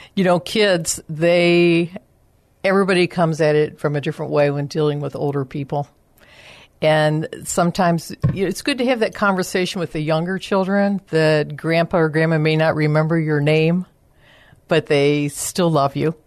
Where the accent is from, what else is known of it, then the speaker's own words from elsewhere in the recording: Chicago, Illinois, United States; moved away as an adult; now in San Antonio, United States; I'm originally from the Chicago area. And um, when I came to San Antonio, I decided I was ready for a career change